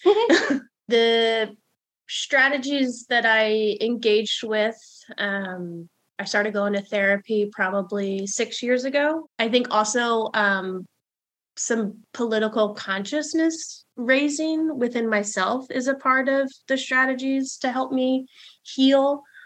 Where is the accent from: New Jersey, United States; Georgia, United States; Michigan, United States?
New Jersey, United States; New Jersey suburbs, United States; moved away; my hometown did, which was white, middle class, straight, Christian up in the Jersey suburbs